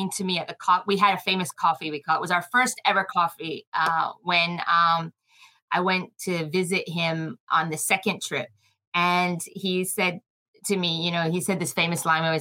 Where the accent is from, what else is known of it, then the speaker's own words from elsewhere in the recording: Philippines; also born or lived in New Zealand; so I was born in New Zealand, um, but my father's Australian, so I'm half New Zealand, half Aussie. But I grew up in the Philippines.